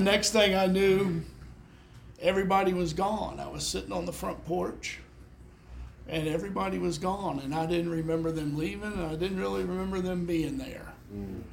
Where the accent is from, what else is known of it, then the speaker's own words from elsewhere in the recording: Memphis, Tennessee, United States; I was born in Memphis